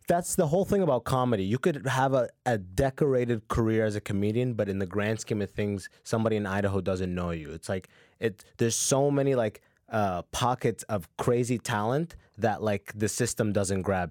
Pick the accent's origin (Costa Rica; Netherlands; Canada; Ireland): Canada; London, Ontario; also born or lived in Sudan / Muscat, Oman; moved to London, Ontario. And I went, and I did first to twelfth grade